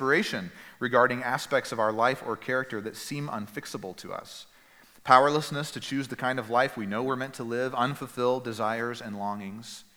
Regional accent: East Texas, United States; moved away; Where I grew up in East Texas

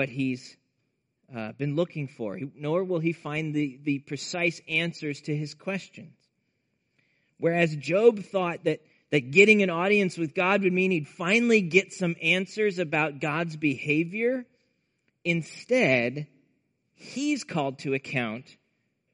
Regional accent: Nebraska, United States; growing up in Nebraska in the Midwest

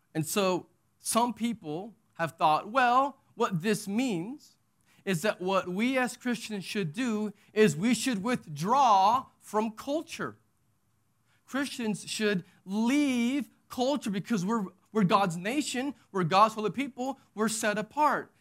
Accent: Texas, United States; moved away; I'm from Texas. And so that's my nationality. That's my identity

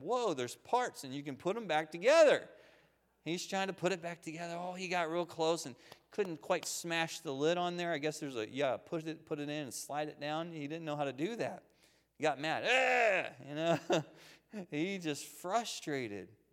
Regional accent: Waynesboro, United States; I grew up here in Waynesboro on Henry Avenue

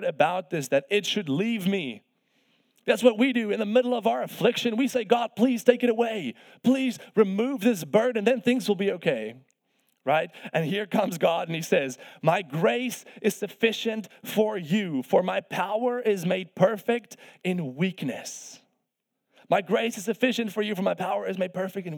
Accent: South Africa; moved away as an adult; I'm from South Africa, of course, originally. I came here on a golf scholarship to play college golf

